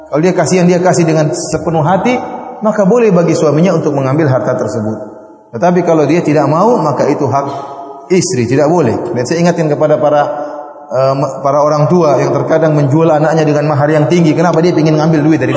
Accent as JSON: {"language": "Indonesian", "country": "Indonesia", "said": "Istri saya orang Bugis, saya juga orang Bugis ya."}